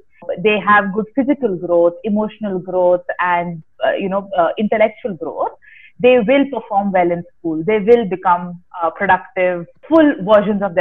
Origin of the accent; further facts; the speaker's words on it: Bangalore, Karnataka, India; I'm basically from Bangalore